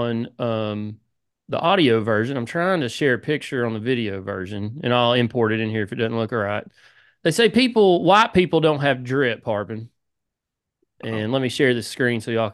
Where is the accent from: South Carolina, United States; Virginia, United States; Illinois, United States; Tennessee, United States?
Tennessee, United States; Mascot; I'm from Mascot